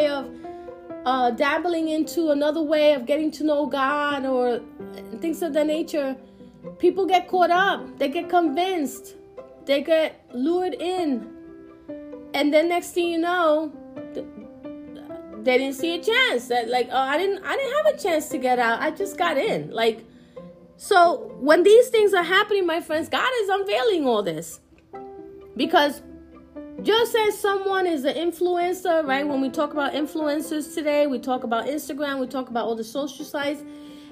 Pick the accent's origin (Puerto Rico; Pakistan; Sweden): Puerto Rico; I'm Puerto Rican